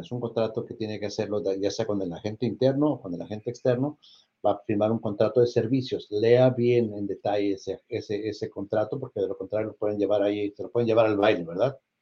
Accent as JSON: {"language": "Spanish", "country": "Mexico", "moved": "yes", "lives_now": "United States", "said": "yo también soy orgullosamente mexicano"}